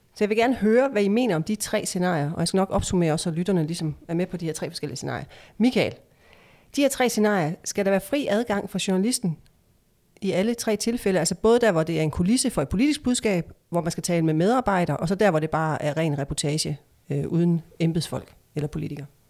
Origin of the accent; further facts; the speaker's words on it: Esbjerg, Southern Denmark, Denmark; min hjemstavn, Esbjerg